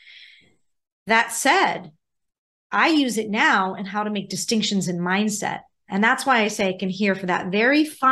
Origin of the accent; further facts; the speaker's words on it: Pittsburgh, Pennsylvania, United States; moved away; I grew up in Pittsburgh